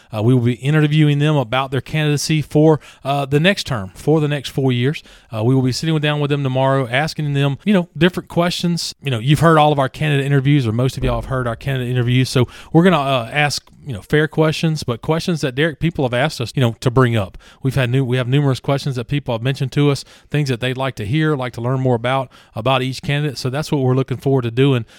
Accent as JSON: {"language": "English", "region": "Louisiana", "country": "United States", "moved": "yes", "said": "I'm from Louisiana"}